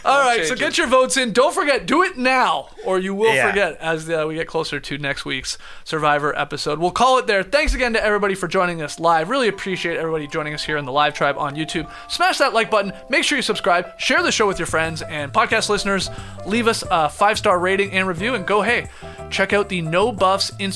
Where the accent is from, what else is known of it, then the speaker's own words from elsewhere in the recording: Canada; as a Canadian